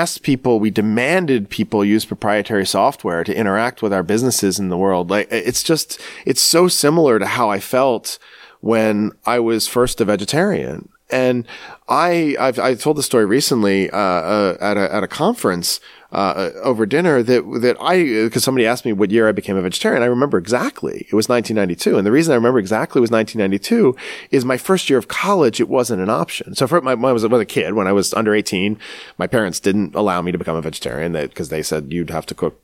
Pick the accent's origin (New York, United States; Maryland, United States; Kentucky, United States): Maryland, United States; Baltimore; I'm almost from the South because I'm from Baltimore, Maryland